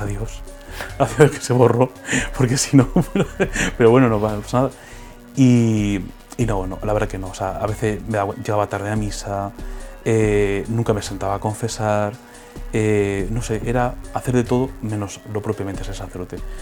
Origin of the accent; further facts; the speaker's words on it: Villena, Valencian Community, Spain; also born or lived in Orihuela; Soy de Villena, de un pueblo de la provincia de Alicante.